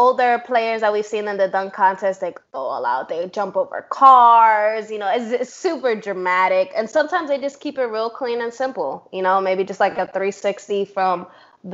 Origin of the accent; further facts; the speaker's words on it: New York, United States; I'm from New York